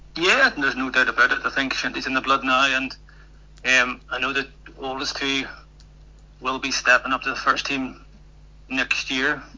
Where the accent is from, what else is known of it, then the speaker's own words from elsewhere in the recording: Ireland; moved away as an adult; now in Scotland; I'm Irish, so I'm a former hurler